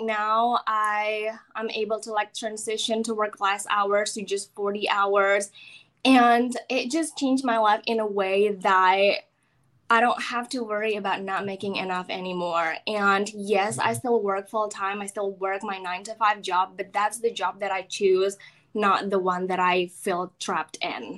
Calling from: Florida, United States; From my house in Florida.

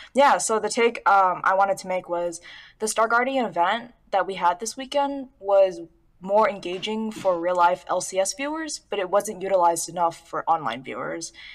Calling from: Southern California, United States; I'm calling from Southern California

